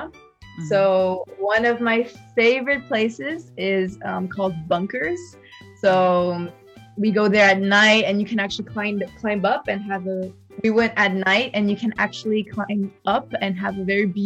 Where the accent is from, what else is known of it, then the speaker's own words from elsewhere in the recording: Qingdao, Shandong, China; accent: Qingdao; So I started laughing and I told her that I grew up in China